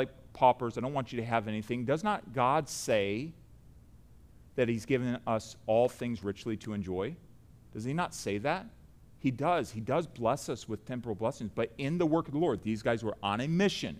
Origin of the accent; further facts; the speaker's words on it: United States; I say that as an American